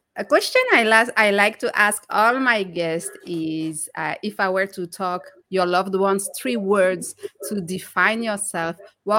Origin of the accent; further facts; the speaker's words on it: France; moved away; I was born and raised in France